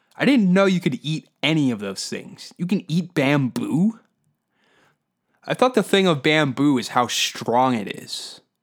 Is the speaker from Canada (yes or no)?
yes; Canada; Because that's where we are in Canadian culture.